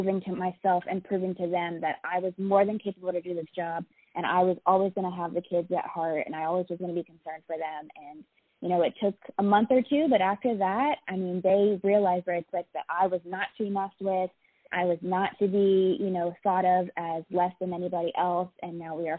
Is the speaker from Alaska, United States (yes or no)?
yes; Alaska, United States; I am originally from Alaska. I was a military child growing up, so I've kind of been all over the place.